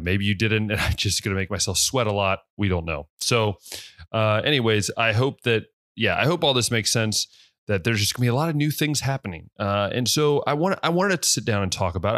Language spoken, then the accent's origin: English; West Liberty, United States; moved away; I grew up in West Liberty